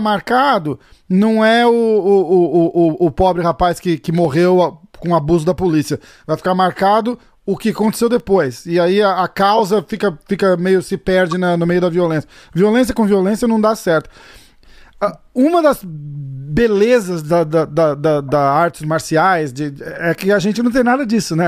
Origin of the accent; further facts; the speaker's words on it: Brazil; also born or lived in Massachusetts; now in New York, United States; eu sou brasileiro